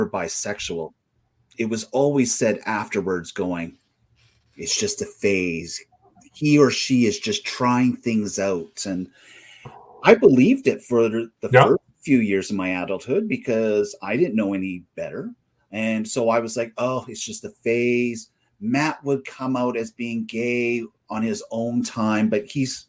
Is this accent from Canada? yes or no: yes; Stettler, Alberta, Canada; now in Edmonton, Canada; I grew up in Stettler in Botha area, which is a small town and village